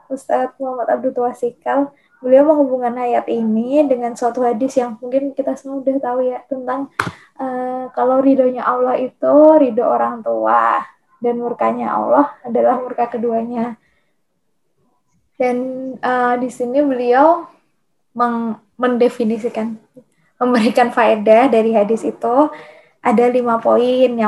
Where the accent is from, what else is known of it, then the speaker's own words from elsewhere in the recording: Yogyakarta, Special Region of Yogyakarta, Indonesia; aku nggak mau jadi anak rantau gitu aku kan orang Jogja pengennya udahlah kuliah di UGM aja gitu